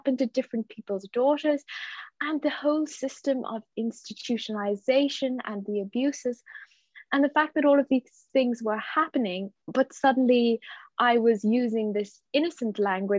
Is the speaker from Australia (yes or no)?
no; Munster, Ireland; also born or lived in Dublin; where I grew up anyway in County Clare, you know, you were expected to get married, maybe to a farmer or to a businessman in one of the towns